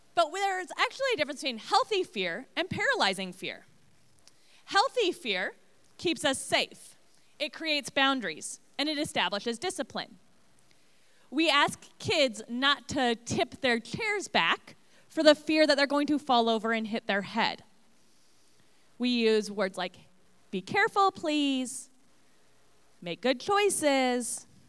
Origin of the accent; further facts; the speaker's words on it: Portland, Oregon, United States; moved away as an adult; now in Illinois, United States; I grew up out west in Portland area and moved to Illinois almost nine years ago